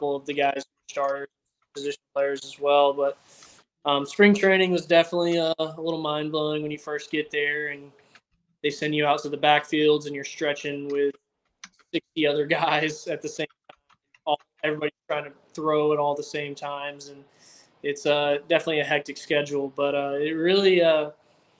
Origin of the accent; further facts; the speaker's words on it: Georgia, United States; I was from Georgia